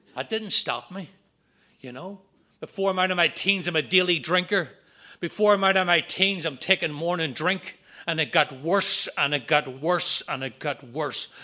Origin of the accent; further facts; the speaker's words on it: just outside of Belfast, Northern Ireland, United Kingdom; moved away; I'm from Ireland, Northern Ireland. I grew up just outside of Belfast.